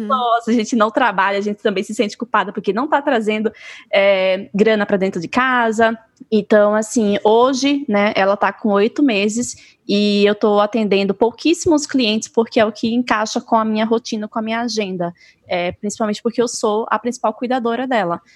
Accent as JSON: {"language": "Portuguese", "town": "Maceió", "region": "Alagoas", "country": "Brazil", "moved": "as an adult", "lives_now": "Mato Grosso do Sul, Brazil", "said": "eu sou de Maceió"}